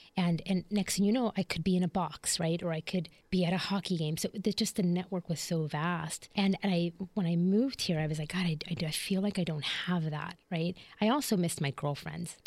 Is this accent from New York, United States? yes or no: no; Chicago, Illinois, United States; moved away as an adult; also born or lived in Philadelphia / Puerto Rico (ancestry); now in Jacksonville, United States; I was born and raised in Chicago